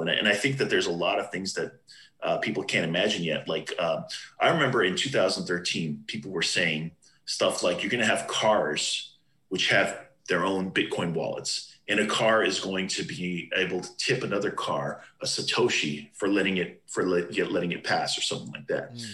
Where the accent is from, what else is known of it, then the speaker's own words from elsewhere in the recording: Southern California, United States; moved away as an adult; also born or lived in New Hampshire; I'm from Southern California